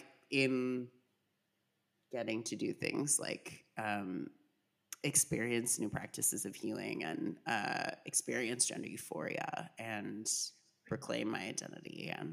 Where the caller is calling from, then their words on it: Philadelphia, Pennsylvania, United States; I'm calling in from Philadelphia, unceded land of the Lenape people.